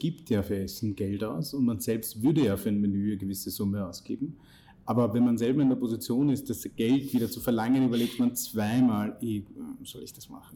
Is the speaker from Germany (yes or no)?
no; India; now in Austria; ich bin in Indien geboren und aufgewachsen